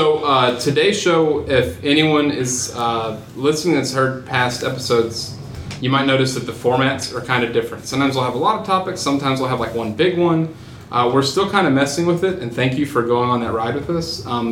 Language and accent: English; Texas, United States; I'm from Texas.